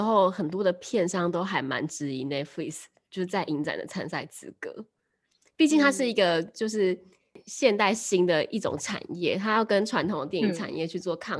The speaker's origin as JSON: {"language": "Chinese", "region": "Taipei", "country": "Taiwan", "said": "像我们台北这边"}